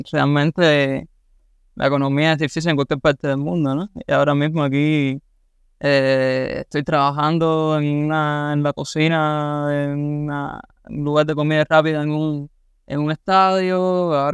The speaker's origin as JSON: {"language": "Spanish", "country": "Cuba", "moved": "yes", "said": "todos somos cubanos y, a la hora de, hablar sobre todo sobre el gobierno de Cuba, todo el mundo confluye, ¿no? En eh, casi que en un mismo punto. Y bueno, sí, la comunidad cubana eh, aquí lo, sabía desde Cuba y lo puedo confirmar ahora que estoy aquí"}